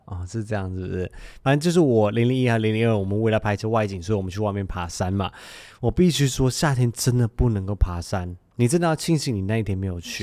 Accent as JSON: {"language": "Chinese", "country": "Malaysia", "moved": "yes", "lives_now": "Taiwan", "said": "因为我是马来西亚人嘛，啊。我在马来西亚本来就几乎没有遇过地震"}